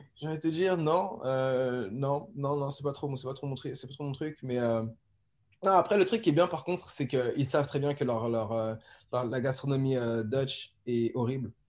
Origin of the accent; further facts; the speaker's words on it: France; now in Amsterdam, Netherlands; on est beaucoup de Français.